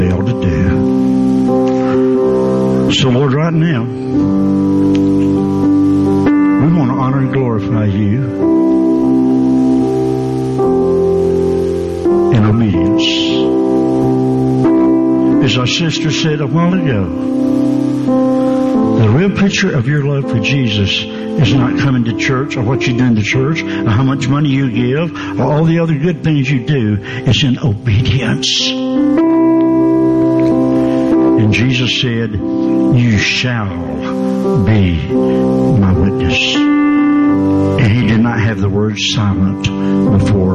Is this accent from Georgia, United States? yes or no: yes; Georgia, United States; also born or lived in Atlanta area; I'm from Georgia